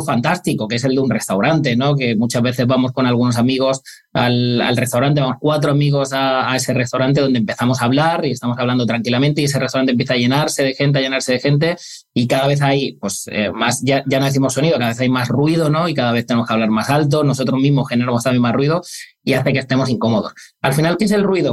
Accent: Granada, Andalusia, Spain; yo soy de Granada

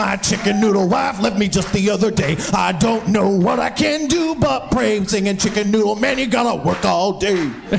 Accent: Northern California, United States; I grew up in Northern California.

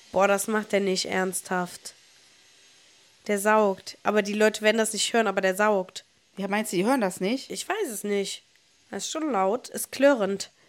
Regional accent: Niederkassel, North Rhine-Westphalia, Germany; ich Ach Gott, was soll ich sagen? Ich komme aus Niederkassel.

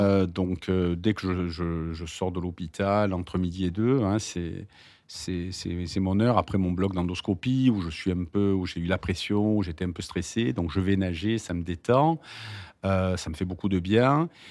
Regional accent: Marseille, Provence-Alpes-Côte d'Azur, France; je suis né à Marseille

